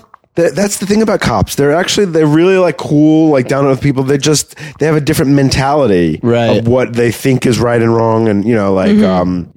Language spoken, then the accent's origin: English; Valley Stream, New York, United States; also born or lived in Queens, New York; I was grew up in Long Island. I was born in Queens and then raised in Long Island.